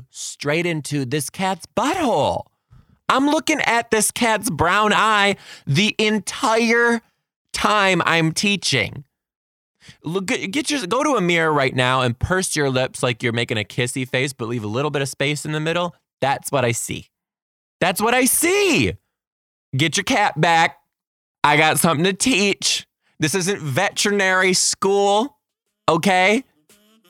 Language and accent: English; Detroit, Michigan, United States; I'm from the Detroit area